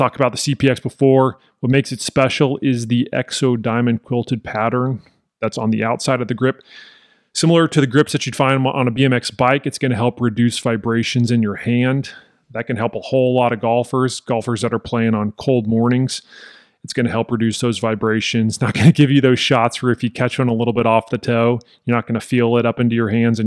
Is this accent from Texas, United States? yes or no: yes; Texas, United States; just being a Texan